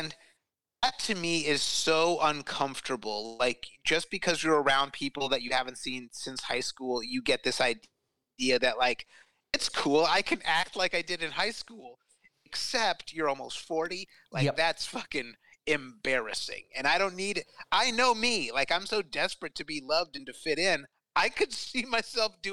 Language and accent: English; Tucson, Arizona, United States; moved away; my hometown of Tucson